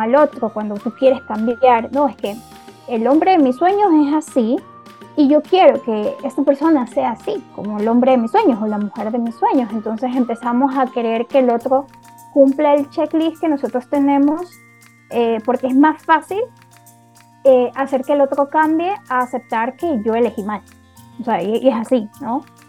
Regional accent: Ecuador; Yo vivo en Ecuador y soy de Ecuador.

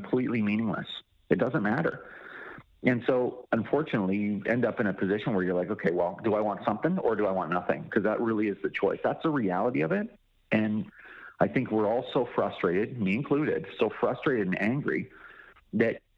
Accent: Canada; as a Canadian

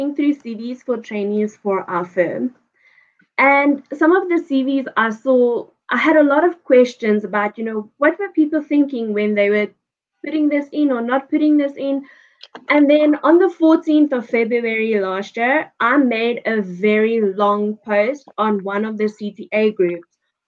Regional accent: Johannesburg, Gauteng, South Africa; now in Pretoria, South Africa; I was born and raised in Joburg.

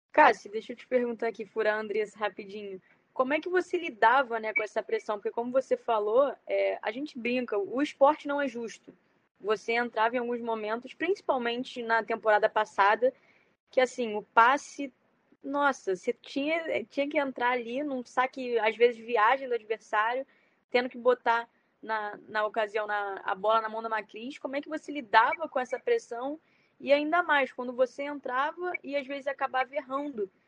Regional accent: Rio de Janeiro, Brazil; eu sou do Rio, né? Eu moro aqui

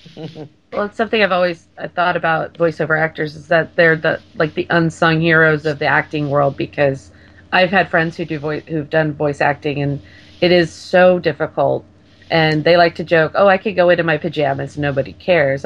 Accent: Orange County, California, United States; moved away; I grew up in Orange County, so I'm a big Disneyland girl

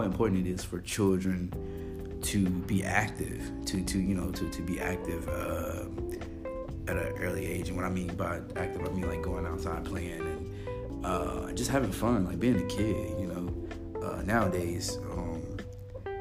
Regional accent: Little Rock, Arkansas, United States; now in Pensacola, United States; my hometown in Little Rock, Arkansas

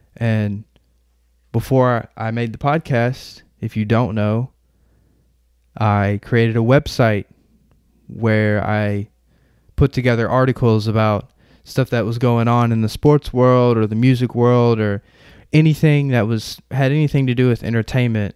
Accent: Murfreesboro, Tennessee, United States; I'm from Murfreesboro, Tennessee

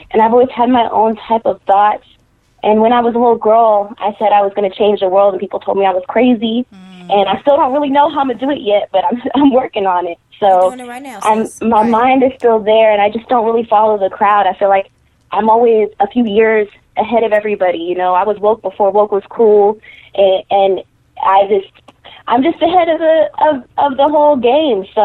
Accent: Texas, United States; also born or lived in California; Yeah, I'm raised in Texas. Born in California, but raised in Texas.

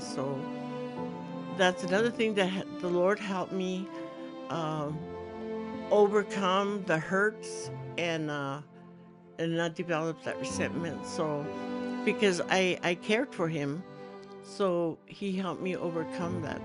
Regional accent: New Mexico, United States; I was raised in New Mexico, and I lived in the mountains

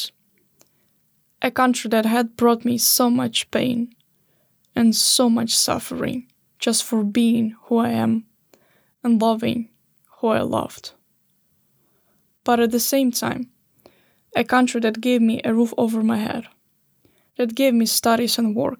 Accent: Odesa, Odesa Oblast, Ukraine; moved away as an adult; now in Sweden; I grew up in Odessa. It's a big city in the south of Ukraine, just by the Black Sea

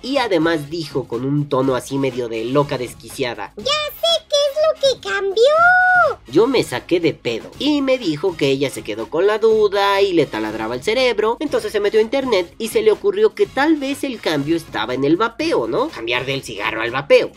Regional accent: Mexico; aquí en mi país, en México

